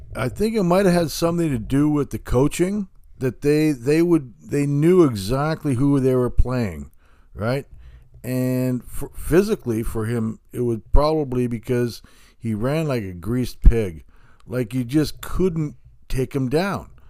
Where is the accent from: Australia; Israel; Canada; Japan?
Canada; Hamilton, Ontario; I grew up in Hamilton